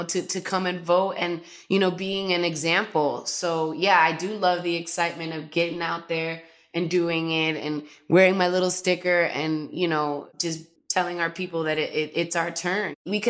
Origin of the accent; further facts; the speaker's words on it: New York, United States; now in Los Angeles, United States; Recently, I did have to do a mail-in because I moved from New York to LA.